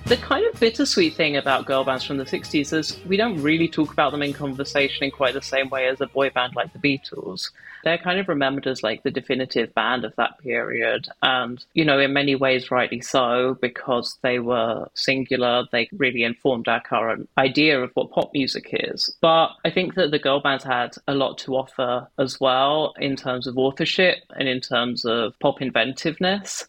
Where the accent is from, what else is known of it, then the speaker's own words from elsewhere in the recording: London suburb, United Kingdom; a nine and 10 year old gay boy in a London suburb